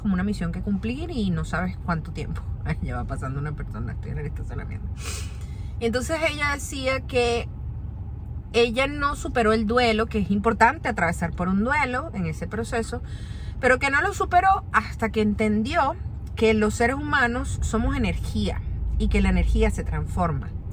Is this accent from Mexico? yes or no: no; Venezuela; moved away as an adult; now in Orlando, United States; desde que yo salí de Venezuela